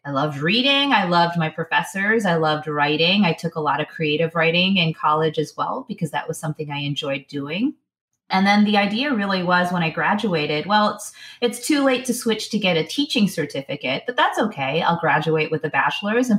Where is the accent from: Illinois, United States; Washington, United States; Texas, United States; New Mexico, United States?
Illinois, United States; Chicago; I grew up in Chicago, Illinois. So born and raised in Chicago or the outlying suburbs